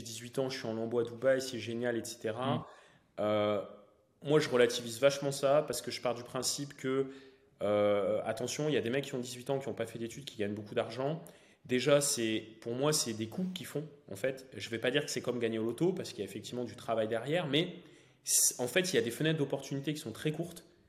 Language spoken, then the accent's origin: French; Valenciennes, Hauts-de-France, France; moved away as an adult; also born or lived in Lille / Troyes; je suis originaire donc, du Valenciennois, donc euh, Valenciennes-Lille